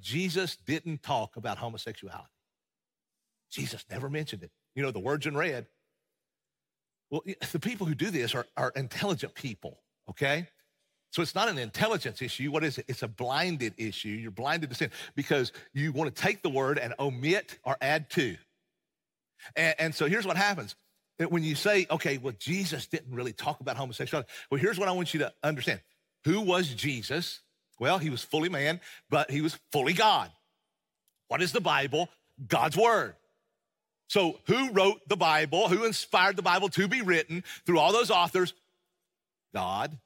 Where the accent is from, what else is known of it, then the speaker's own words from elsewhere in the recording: East Tennessee, United States; accent: East Tennessee; I hail from the Appalachian Mountains of East Tennessee, as most of you know, and, and, and I love being from there